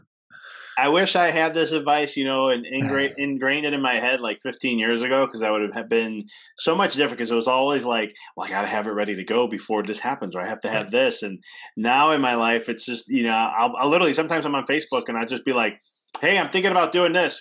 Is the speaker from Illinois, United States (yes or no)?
yes; Illinois, United States; I come from Illinois